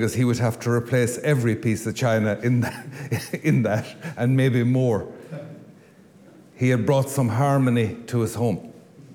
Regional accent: Ireland; I come from Lewisburg

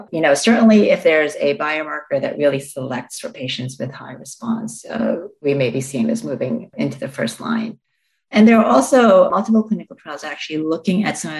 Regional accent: Long Island, New York, United States; accent: Long Island; now in Boston, United States; Yeah, I grew up in Long Island, New York, and people tell me that since then I've lost my Long Island accent, but I'm not entirely sure about that. It comes out, especially when I'm tired.

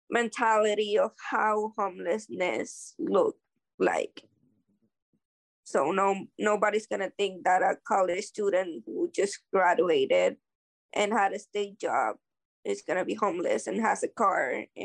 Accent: New Britain, Connecticut, United States; I'm from New Britain.

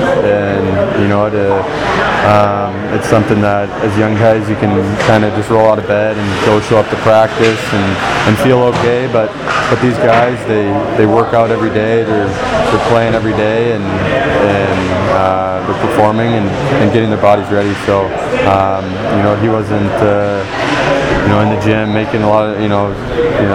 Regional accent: Detroit, Michigan, United States; Growing up in Detroit

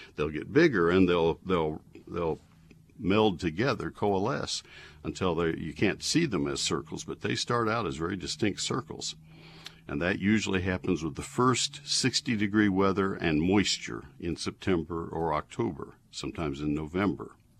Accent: Texas, United States; I grew up in Texas

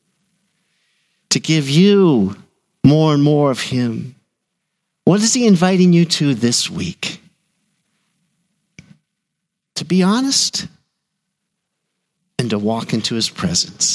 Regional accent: Burnsville, United States; I was pastoring in my hometown of Burnsville

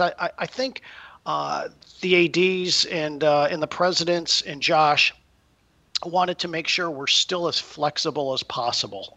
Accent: Connecticut, United States; I grew up in Connecticut

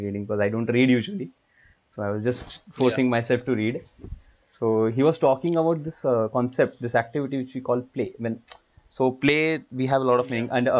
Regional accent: India; we are from India

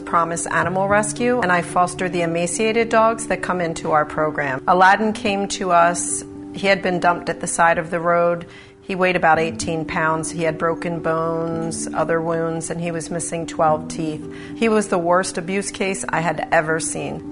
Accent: Haddonfield and North Wildwood, New Jersey, United States; I'm from Haddonfield and North Wildwood, New Jersey.

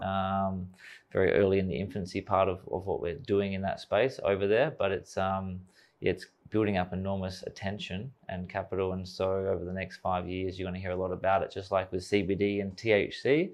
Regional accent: Australia; young kid growing up in Australia, wanna play cricket for Australia

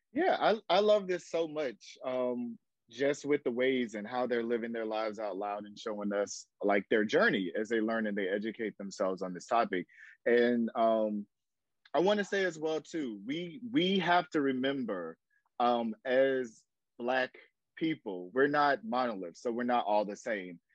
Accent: Jacksonville, Florida, United States; now in Atlanta, United States; I'm in Atlanta, Georgia, by way of Jacksonville, Florida. So I'm from Duval. So I'm a Southern boy

